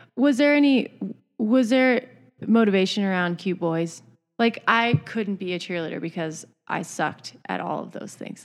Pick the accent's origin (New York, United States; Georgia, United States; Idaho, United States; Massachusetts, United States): Idaho, United States; growing up in Idaho